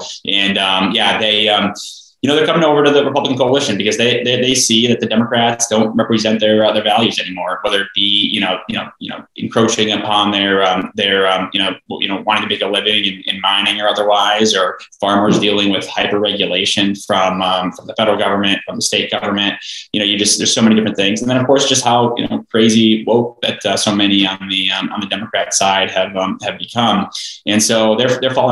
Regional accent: Greater Minnesota, United States; I grew up in Greater Minnesota, a tiny town of 186 people

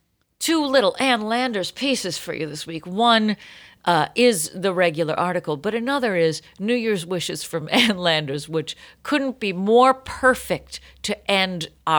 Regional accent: Ireland; Lucky for you, I'm Irish, and I don't really have that much to take care of.

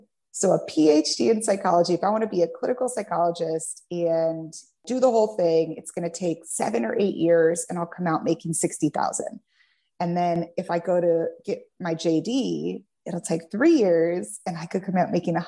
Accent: Kansas City, United States; moved away as an adult; also born or lived in California; I'm originally from Kansas City. Okay. I was in California for 14 years, and I just moved back to my hometown earlier this year.

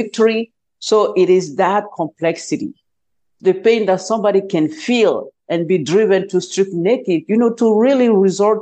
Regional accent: Côte d’Ivoire; moved away as an adult; now in United States; I'm originally from Cote d'Ivoire, which is in West Africa, and the official language there is French. So I went to the United States in 2004 for my graduate school

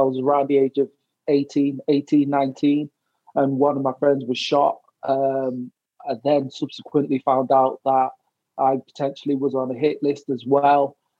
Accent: England, United Kingdom; now in Wales; I didn't suffer any racism there, I gotta say I was treated well, especially as an Englishman moving to Wales.

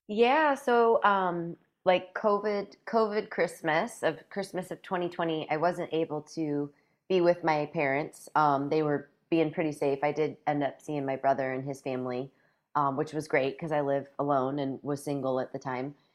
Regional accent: a few hours south of northeastern Iowa, Midwest, United States; now in Northeast Iowa, United States; I grew up a few hours south of here

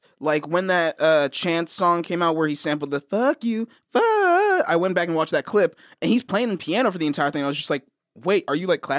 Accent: Texas, United States; moved away; I told him I was from Texas. He asked me so many questions about growing up in Texas.

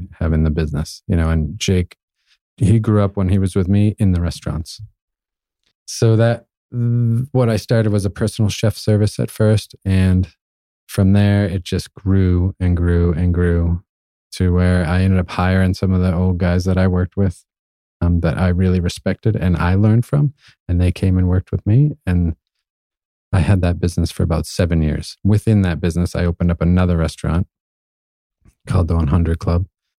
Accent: New England, United States; also born or lived in Austin, Texas; I grew up in New England and Maine barbecues and lived in Austin, Texas, I get all those other flavors.

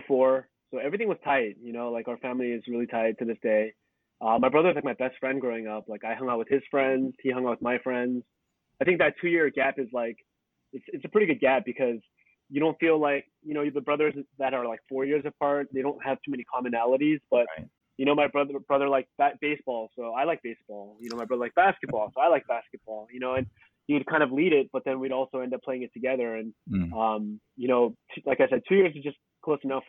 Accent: Cupertino, California, United States; born or raised there; also born or lived in Suwon, South Korea / San Jose, California

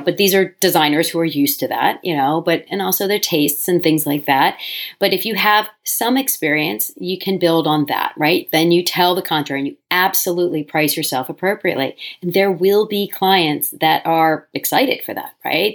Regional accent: Delaware, United States; moved away as an adult; also born or lived in New York City; I moved back to my home state of Delaware

